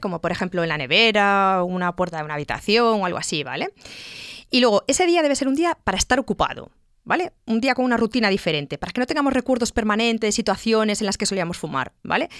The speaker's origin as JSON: {"language": "Spanish", "region": "Galicia", "country": "Spain", "said": "como buena gallega"}